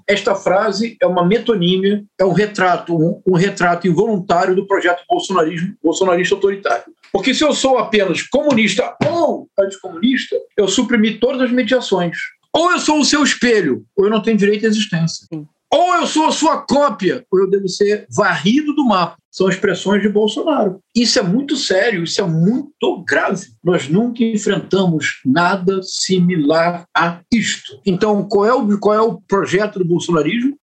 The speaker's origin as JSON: {"language": "Portuguese", "country": "Brazil", "said": "como brasileiro"}